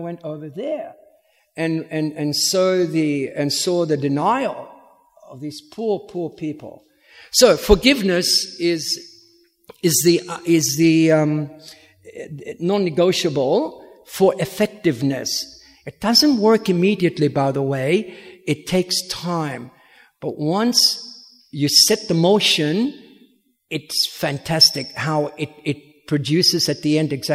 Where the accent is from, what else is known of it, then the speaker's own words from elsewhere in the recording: Williamstown, Victoria, Australia; moved away as an adult; also born or lived in Sydney; I'm from Williamstown